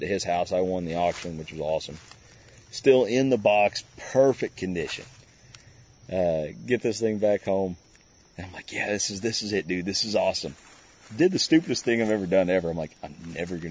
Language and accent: English; Indiana, United States; I'm from Indiana, pretty close to Louisville, Kentucky